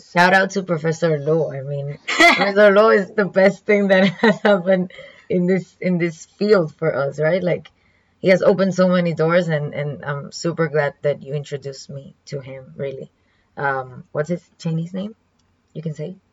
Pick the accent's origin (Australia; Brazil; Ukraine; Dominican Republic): Dominican Republic; first language Spanish; English is a second language; moved away as an adult; now in Kaohsiung, Taiwan